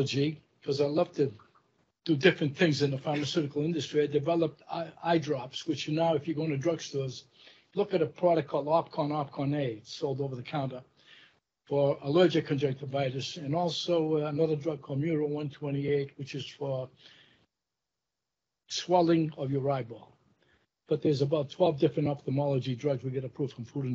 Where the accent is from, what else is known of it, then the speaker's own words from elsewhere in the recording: Lowell, Massachusetts, United States; I grew up in Lowell, Massachusetts.